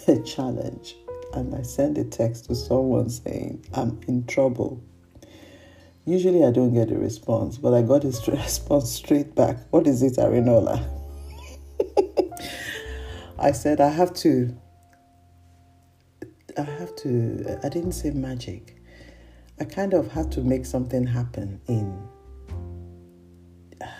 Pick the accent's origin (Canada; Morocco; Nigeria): Nigeria; I am a Nigerian.